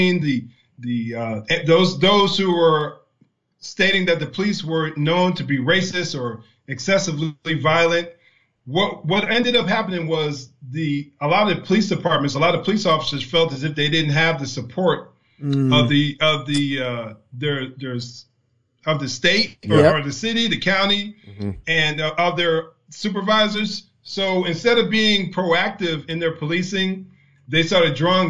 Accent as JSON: {"language": "English", "region": "New Jersey", "country": "United States", "said": "I'm from New Jersey"}